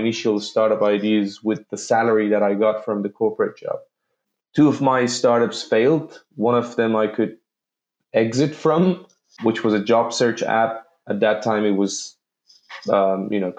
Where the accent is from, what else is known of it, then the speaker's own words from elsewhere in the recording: Tehran, Tehran Province, Iran; moved away; also born or lived in Malaysia / Belgium; I grew up in Tehran, Iran